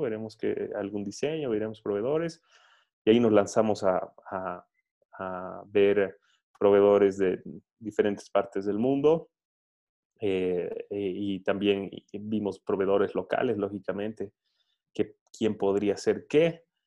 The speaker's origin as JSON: {"language": "Spanish", "country": "Bolivia", "said": "soy, soy boliviano"}